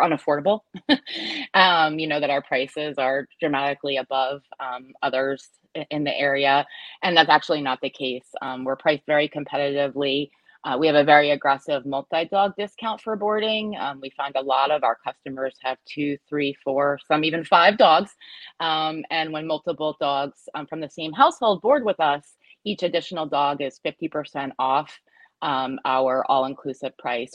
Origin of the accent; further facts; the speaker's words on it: United States; moved away as an adult; also born or lived in New Jersey; my husband and I were were born and raised in the New York metro area